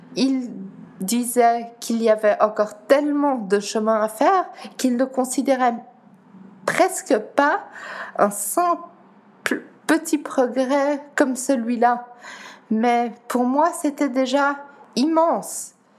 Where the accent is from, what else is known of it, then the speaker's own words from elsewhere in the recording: Geneva, Switzerland; first language Dutch; French is a second language; also born or lived in Netherlands; je suis née à Genève, d'origine néerlandaise par mes parents, donc euh, c'est ma langue maternelle également. J'ai appris le français à l'école